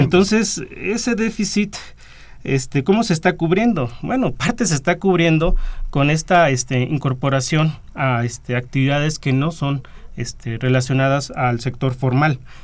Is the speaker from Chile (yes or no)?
no; Mexico